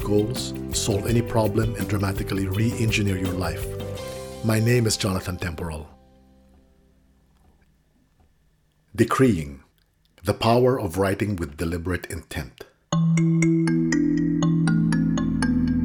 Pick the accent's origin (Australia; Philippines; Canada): Philippines; Manila, Metro Manila; When I was a child growing up in Manila